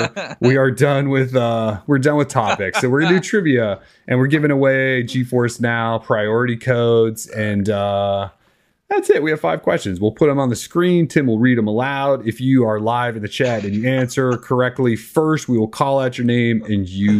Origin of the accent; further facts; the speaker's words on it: Minnesota, United States; accent: Minnesotan; My Minnesotan accent.